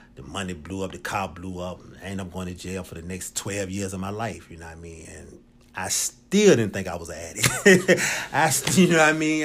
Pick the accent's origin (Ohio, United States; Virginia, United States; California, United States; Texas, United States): Virginia, United States; Richmond; I'm originally from Richmond, Virginia. Uh, from the West End, grew up over Southside.